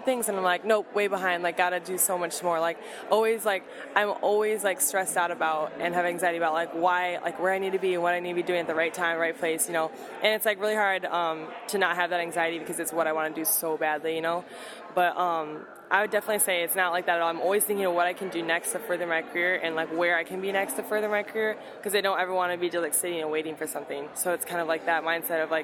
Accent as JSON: {"language": "English", "town": "Mason", "region": "Michigan", "country": "United States", "tie": "born or raised there", "moved": "as an adult", "lives_now": "Chicago, United States", "said": "Originally from Mason, Michigan. It's like a country town outside of Lansing"}